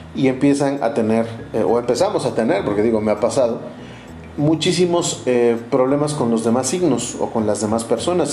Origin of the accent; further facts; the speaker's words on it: Orizaba, Veracruz, Mexico; mi ciudad natal y en mi país natal, México. Yo les eh, saludo desde Orizaba, Veracruz